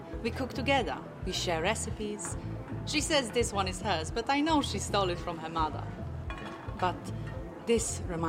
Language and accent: English; Liszki, Lesser Poland, Poland; English is a second language; moved away as an adult; I grew up near Kraków, a village called Liszki, by a beautiful landscape park, enormous.